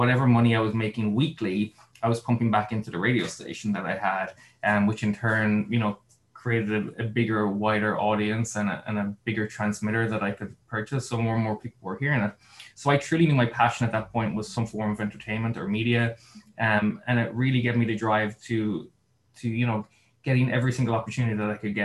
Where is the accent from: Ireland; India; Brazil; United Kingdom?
Ireland; Mitchelstown, Munster; now in Los Angeles, United States; I'm originally from Mitchellstown in Cork. I currently live in Los Angeles in California